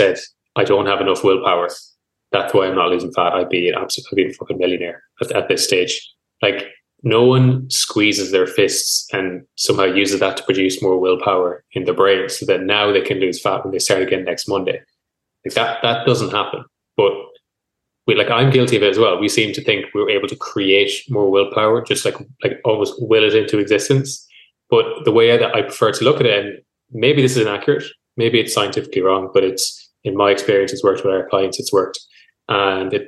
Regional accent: Mayo, Connacht, Ireland; moved away; also born or lived in Galway; I'm from Mayo originally. I've lived in Galway then most of my life

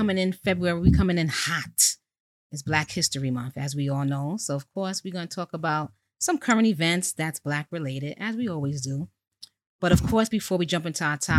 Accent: New York City, New York, United States; you know I hail from Co-op City, Section 5. Don't ever zone my shit. I represent everything Bronx.

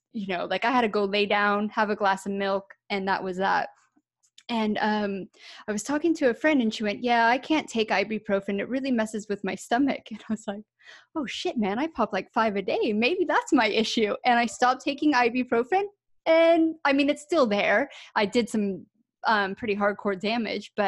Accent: United States; moved away as an adult; also born or lived in United Kingdom; I'm originally from America, but I lived over in the UK for 14 years

